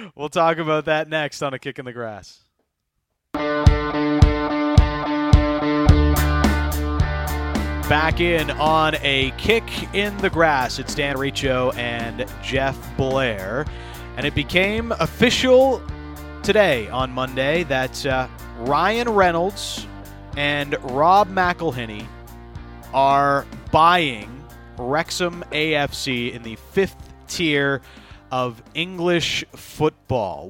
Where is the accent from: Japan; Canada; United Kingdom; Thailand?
Canada; as a Canadian yeah, soccer fan